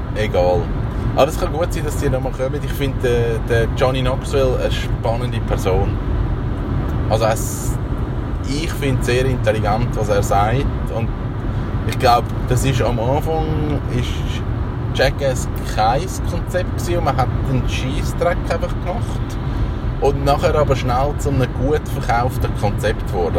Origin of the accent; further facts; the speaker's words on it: Switzerland; bei uns in der Schweiz